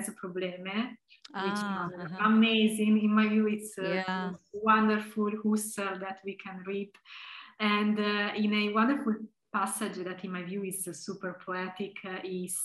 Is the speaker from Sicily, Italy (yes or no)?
no; Tuscany, Italy; moved away as an adult; also born or lived in Heidelberg, Germany; now in Leuven, Belgium; even though I come from Tuscany, I come from Italy